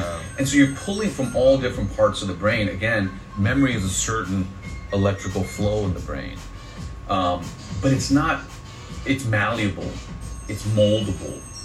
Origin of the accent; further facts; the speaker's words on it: Los Angeles, California, United States; It's good to be in my hometown